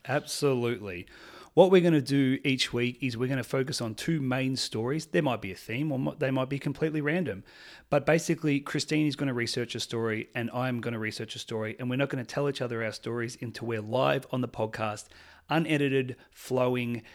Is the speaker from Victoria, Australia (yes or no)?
yes; Melbourne, Victoria, Australia; I'm from Melbourne, Australia.